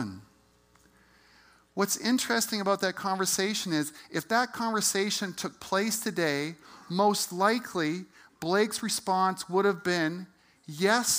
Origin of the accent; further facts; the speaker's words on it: Calgary, Alberta, Canada; I grew up in Calgary and went to Sir Henry Wisewood High School.